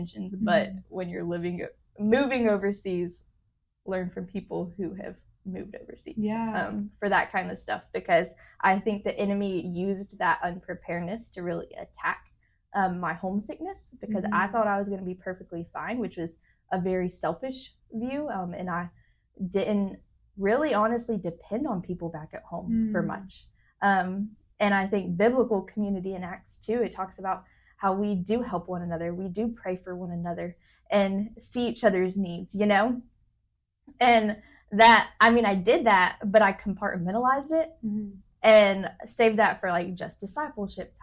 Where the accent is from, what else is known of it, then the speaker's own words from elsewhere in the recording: Memphis, Tennessee, United States; moved away as an adult; now in Nairobi, Kenya; I grew up in Memphis. And so I lived in the exact same house the whole 21 years